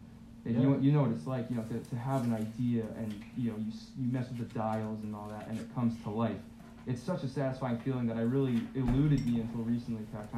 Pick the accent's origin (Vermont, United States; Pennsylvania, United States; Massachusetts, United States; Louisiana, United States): Massachusetts, United States; There were some like backyard shows where I'm from, because I'm from Massachusetts.